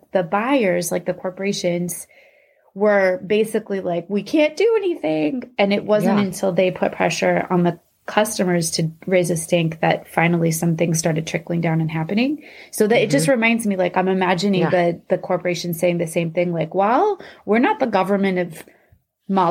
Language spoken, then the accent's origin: English; Iowa, United States; two girls who grew up in Iowa